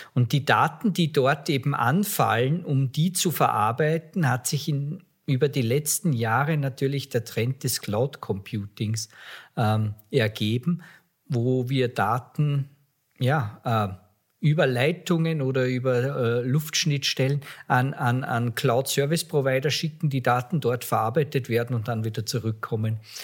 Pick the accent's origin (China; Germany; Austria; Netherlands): Austria; ich bin Österreicher